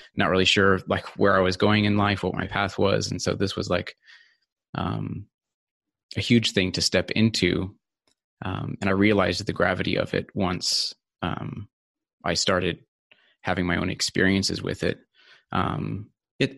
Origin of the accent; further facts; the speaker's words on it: California, United States; moved away as an adult; also born or lived in Sweden; now in Australia; so I grew up in California, actually. Um, so that's where I lived for uh, the first uh, about 20 years of my life